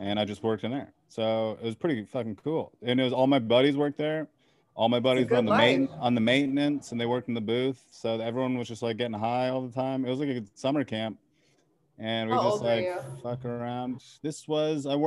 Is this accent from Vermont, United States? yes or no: yes; Vermont, United States; also born or lived in Adirondacks, upstate New York; I was born in Vermont, and my parents got divorced when she was pregnant with me